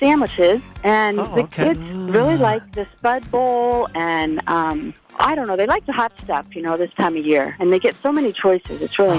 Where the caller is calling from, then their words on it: Lynden, Washington, United States; I'm calling from Lynden.